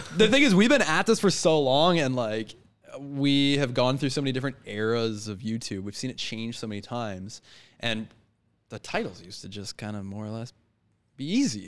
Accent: Richmond, British Columbia, Canada; Born and raised in Richmond, where it was, uh, not so perfect.

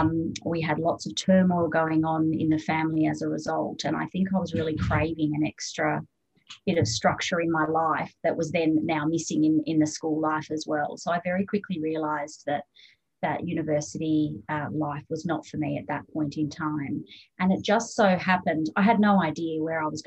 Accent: Canberra, Australian Capital Territory, Australia; moved away as an adult; also born or lived in Sydney; I grew up in Canberra, very much a political town

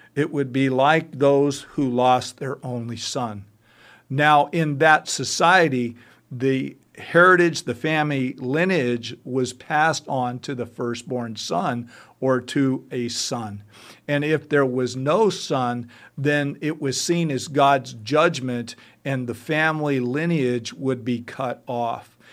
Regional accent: United States; as an American

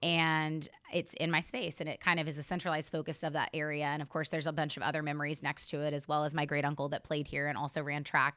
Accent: Helena, Oklahoma, United States; also born or lived in Stillwater, Oklahoma; I grew up in Northwest Oklahoma in a small town called Helena, not to be confused with Helena, Montana

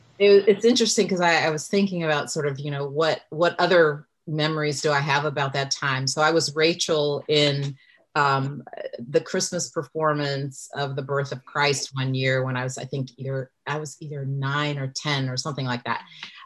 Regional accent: Germany; born there; And so, as you mentioned, I was born in Germany. My mother was Lutheran and my father, Black Southern Baptist.

